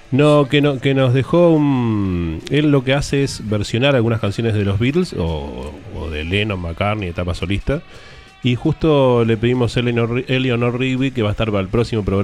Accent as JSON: {"language": "Spanish", "country": "Uruguay", "said": "Somos uruguayos, pero estamos mirando el partido."}